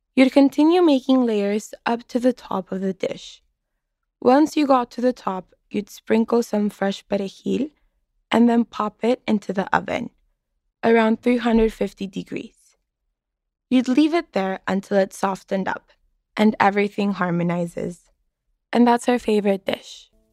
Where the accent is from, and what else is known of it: Mexicali, Baja California, Mexico; moved away as an adult; now in Boston, United States